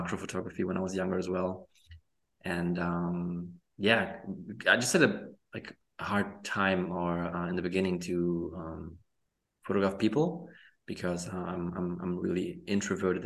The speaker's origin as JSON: {"language": "English", "country": "Germany", "tie": "born or raised there", "also_born_or_lived": "Poland", "said": "I was born in Poland, but I moved to Germany when I was 4 years old"}